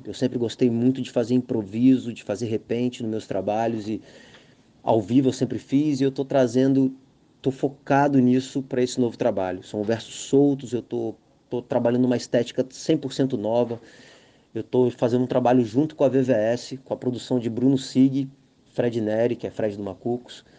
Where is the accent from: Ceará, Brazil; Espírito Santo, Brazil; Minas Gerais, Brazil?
Espírito Santo, Brazil; Vitória; also born or lived in Barra do Jucu, Espírito Santo; Eu venho do centro de Vitória, tenho aquela vivência do samba, da música de comunidade, e há 11 anos que eu estou mergulhado nesse universo da Barra do Jucu